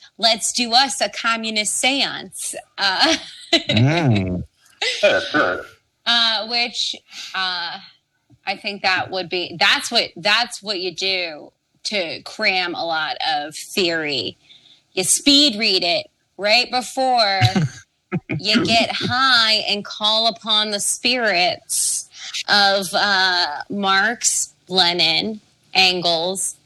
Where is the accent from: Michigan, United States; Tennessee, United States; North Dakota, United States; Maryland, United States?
Maryland, United States; Baltimore; because I'm from Baltimore